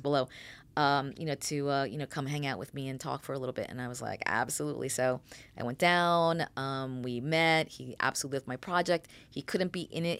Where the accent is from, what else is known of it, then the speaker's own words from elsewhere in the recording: New York City, New York, United States; moved away; also born or lived in Fairfield, New Jersey; I was born in the Bronx.